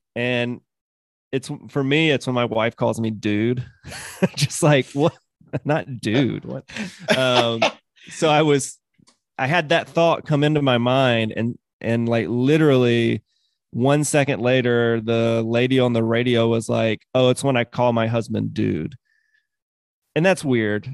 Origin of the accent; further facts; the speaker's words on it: Mississippi, United States; So I was ten, between ten and twelve, and I grew up in Mississippi.